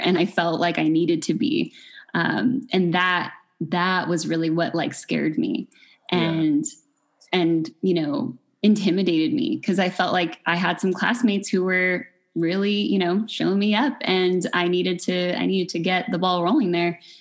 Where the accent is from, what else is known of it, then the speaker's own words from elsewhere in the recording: Fullerton, California, United States; also born or lived in Long Beach, United States; now in Pomona, United States; I grew up in Fullerton